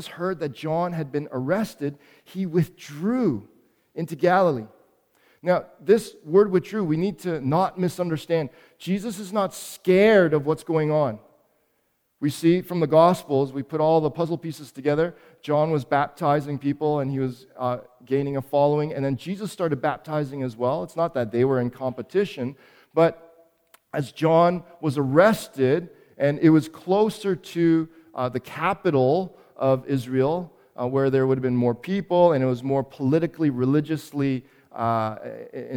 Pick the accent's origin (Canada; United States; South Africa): Canada; Toronto, Ontario; also born or lived in Montreal; I was born in Montreal, but came here to Toronto when I was four, and Toronto is my hometown